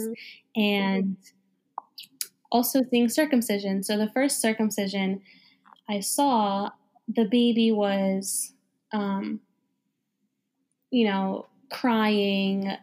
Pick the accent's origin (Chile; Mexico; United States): United States; New Jersey; now in New York City, United States; I'm from New Jersey